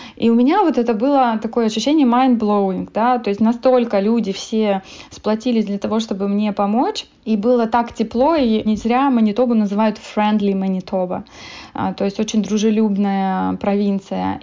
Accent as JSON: {"language": "Russian", "country": "Moldova", "tie": "born or raised there", "moved": "as an adult", "lives_now": "Canada", "said": "я родом из Молдовы"}